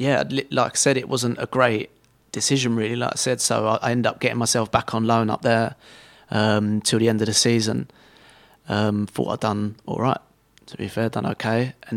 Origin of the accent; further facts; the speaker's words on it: England, United Kingdom; And obviously being English, I wanted to play as high as I could in England.